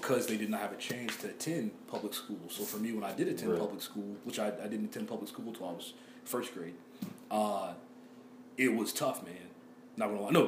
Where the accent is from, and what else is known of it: United States; accent: Ebonics (Black English vernacular); first language English (African American Vernacular English)